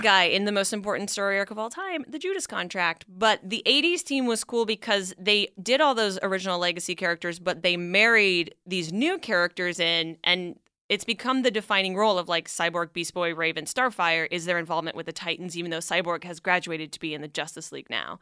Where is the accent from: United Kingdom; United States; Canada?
Canada; moved away; I'm originally from Canada